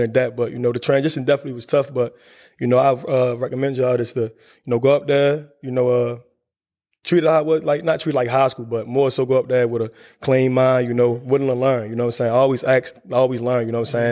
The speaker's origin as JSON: {"language": "English", "town": "Baltimore", "region": "Maryland", "country": "United States", "tie": "born or raised there", "said": "growing up in Baltimore is tough"}